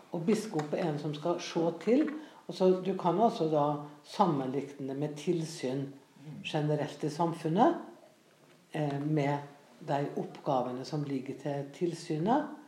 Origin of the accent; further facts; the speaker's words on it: Frei, Møre og Romsdal, Norway; jeg vokste opp på Frei på Nordmøre